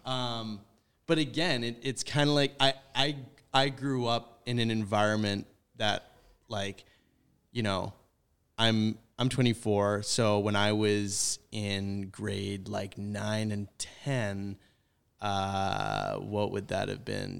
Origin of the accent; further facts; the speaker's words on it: White Rock, British Columbia, Canada; moved away; I come from White Rock, which lot, like, very white, concentrated, white, like, rich